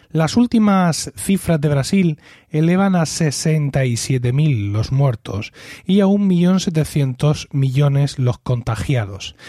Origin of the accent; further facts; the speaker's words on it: Spain; en mi país, en España